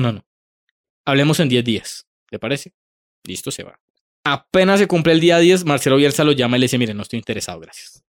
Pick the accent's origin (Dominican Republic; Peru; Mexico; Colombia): Colombia; uno recuerda ese partido como colombiano